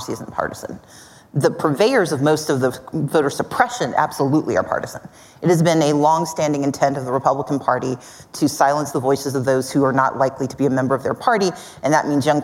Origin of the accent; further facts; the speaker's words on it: Mississippi, United States; now in Georgia, United States; I grew up in Mississippi. I live in Georgia